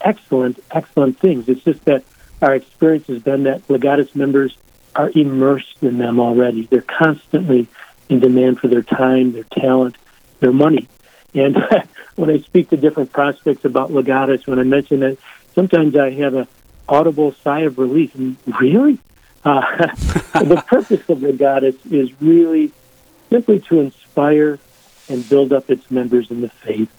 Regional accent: Detroit, Michigan, United States; also born or lived in Ann Arbor; Born and raised in Detroit

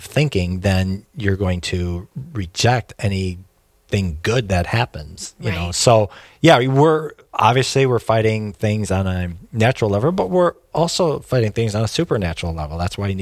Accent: Detroit, Michigan, United States; I'm from Detroit

